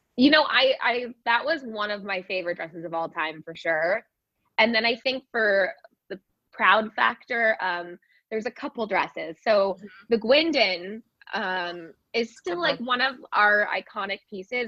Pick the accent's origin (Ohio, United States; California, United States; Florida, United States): California, United States; moved away as an adult; now in New York City, United States; i grew up in california but i've been in new york now for 15 years